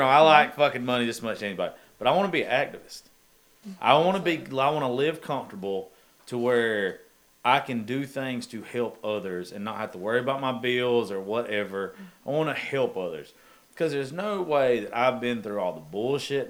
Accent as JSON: {"language": "English", "region": "the South", "country": "United States", "said": "we're from the South"}